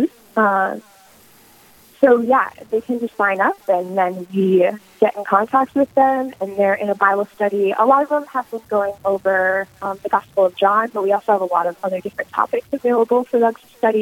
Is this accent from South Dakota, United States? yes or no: yes; Sioux Falls, South Dakota, United States; also born or lived in Brookings, South Dakota; I was born in Sioux Falls, South Dakota, and my family currently lives in Brookings